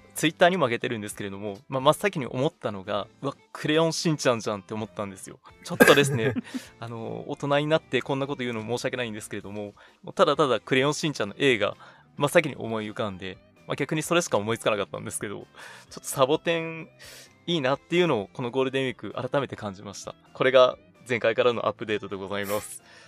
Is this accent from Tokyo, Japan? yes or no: no; Nagano, Japan; moved away; 長野県地元に帰ってまいりまして